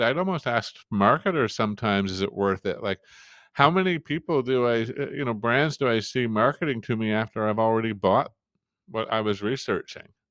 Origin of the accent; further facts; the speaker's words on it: Canada; up here in, in Canada, in my part of Canada